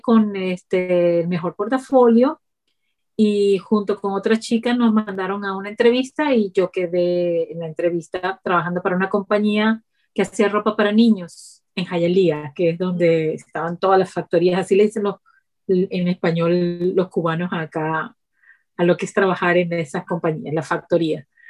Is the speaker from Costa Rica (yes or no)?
no; Ciudad Guayana, Bolívar, Venezuela; moved away as an adult; also born or lived in Boston, United States; now in United States; viniendo de Venezuela, un lugar tan caliente de la ciudad donde yo vengo, que es de Ciudad Guayana